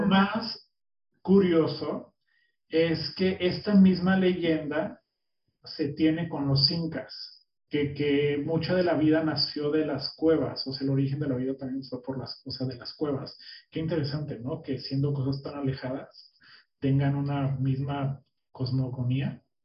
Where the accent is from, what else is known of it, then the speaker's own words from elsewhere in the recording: Mexico; now in United States; somos mexicanos, que llegamos a un lugar que hablan un idioma diferente, tú en Berlín, yo en Estados Unidos